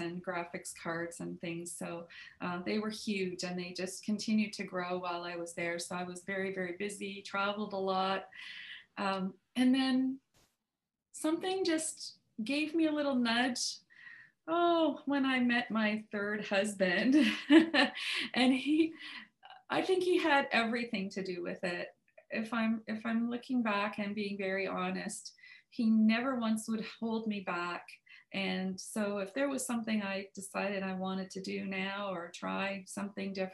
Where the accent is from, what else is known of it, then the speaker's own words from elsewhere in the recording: Toronto, Niagara, Ontario, Canada; Claire Snolton Hoffler was my teacher in Toronto, lovely lady. And but then we moved because of my mom's job in the symphony in Niagara. We moved from Toronto down to Niagara